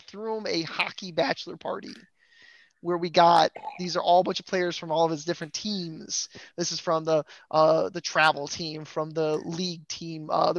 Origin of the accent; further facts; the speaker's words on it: Toledo, Ohio, United States; now in Houston, United States; I am from Toledo, Ohio, which is basically a suburb of Detroit, Michigan, kind of, but it's an hour and 15 to Joe Louis Arena. So, I'm a diehard Wings fan from Ohio.